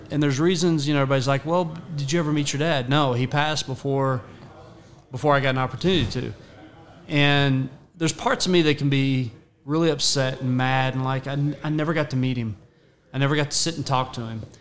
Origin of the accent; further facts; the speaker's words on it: Ohio, United States; born there; also born or lived in Texas; I was born in Ohio. We both came to Texas, and we lived just very.